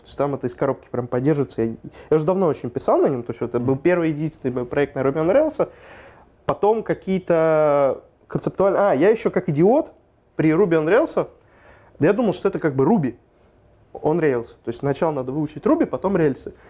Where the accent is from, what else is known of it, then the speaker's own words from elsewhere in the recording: Moscow Oblast, Russia; я сам из Подмосковья.